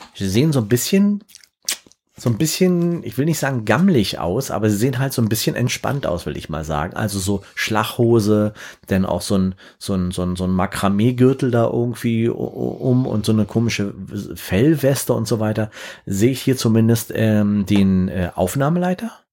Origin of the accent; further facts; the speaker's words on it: Berlin, Germany; ich komm aus Berlin